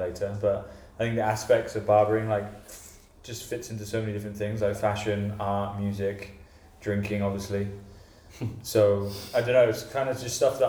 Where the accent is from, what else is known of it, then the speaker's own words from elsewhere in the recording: Hong Kong; from Hong Kong.